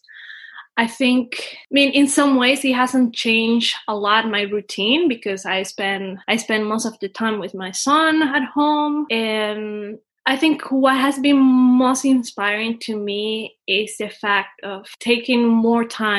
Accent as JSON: {"language": "English", "country": "Dominican Republic", "tie": "born or raised there", "moved": "yes", "said": "I come from Dominican Republic. I am the oldest of five siblings, although I'm also kind of a middle child because my father had another family. I think I grew up with a lot of change. You know, we used to move a lot. So, you know, I think I live pretty much in all the country"}